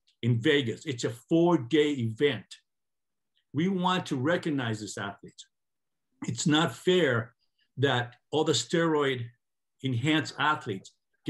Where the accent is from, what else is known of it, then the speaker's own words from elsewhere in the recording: Greece; moved away; I was born in Greece, about 50 miles away from Natural Olympia